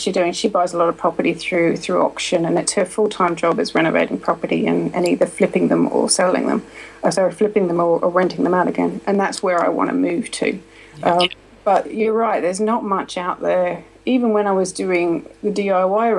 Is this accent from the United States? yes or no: no; Australia; moved away as an adult; now in United Kingdom; I'm from Australia. I left Australia when I was 23.